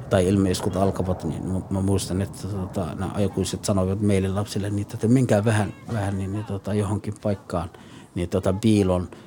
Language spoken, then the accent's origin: Finnish; El Bur, Galguduud, Somalia; born there; Finnish is a second language; Olen syntynyt Keski-Somaliassa, El Bur-niminen kaupungissa – no 1967.